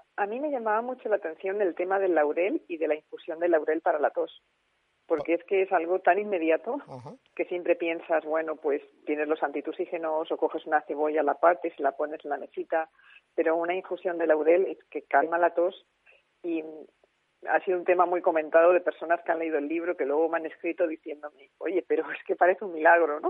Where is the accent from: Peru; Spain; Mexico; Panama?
Spain; Alicante, Valencian Community; now in Madrid, Spain; yo soy de Alicante, lo único que llevo ya muchísimos años viviendo en Madrid